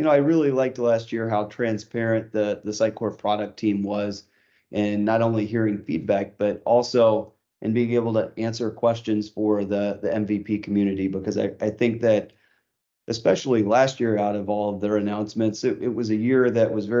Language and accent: English; Chicago, Illinois, United States; my hometown is Chicago